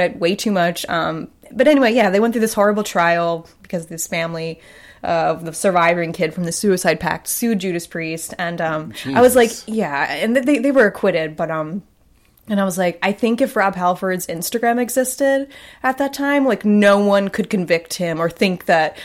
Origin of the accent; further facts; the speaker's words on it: Long Island, New York, United States; My hometown, and I live way out in the end of Long Island